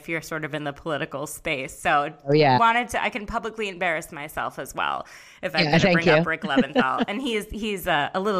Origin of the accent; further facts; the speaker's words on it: Midwest, United States; moved away; I'm a Midwest girl, but I've adopted the East Coast as my home.